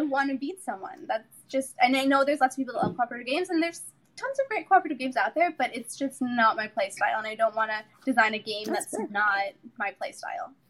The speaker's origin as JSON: {"language": "English", "town": "Chicago", "region": "Illinois", "country": "United States", "moved": "yes", "said": "I'm from Chicago originally, so we were living in Illinois."}